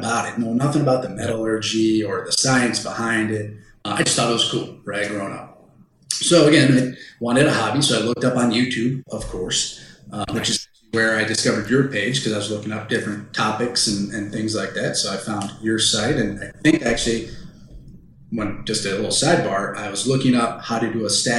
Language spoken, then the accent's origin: English; Midwest, United States; Growing up in the Midwest, we always had, you know, Renaissance fairs, 4-H fairs, all these other little things.